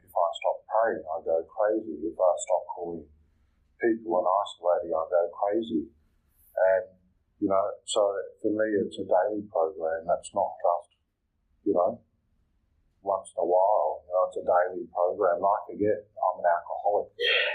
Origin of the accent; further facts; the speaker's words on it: Malaysia; moved away; also born or lived in Liverpool; I'm from Malaysia